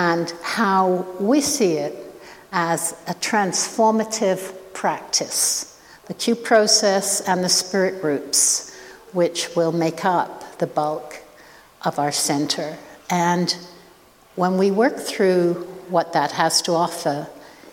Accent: Oxford, South East England, United Kingdom; also born or lived in Saskatoon; now in Canada; I was born in Oxford. I still feel that that is my home

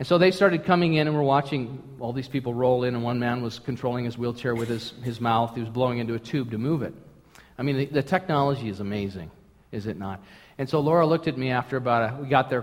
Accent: St. Paul, Minnesota, United States; moved away; I was born in Minnesota, St. Paul, Minnesota, Twin Cities, Minneapolis, St. Paul

